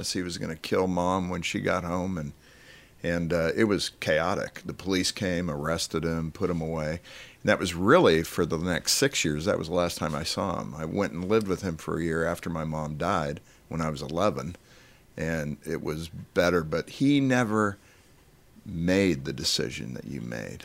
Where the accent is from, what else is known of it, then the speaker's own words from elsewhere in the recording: Colorado, United States; I'm from Colorado